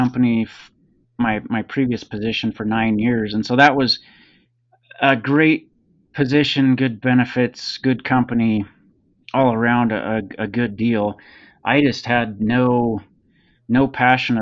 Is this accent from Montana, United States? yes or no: yes; Helena, Montana, United States; also born or lived in Seattle, Washington; now in Bozeman, United States; I grew up in Helena, just north of Bozeman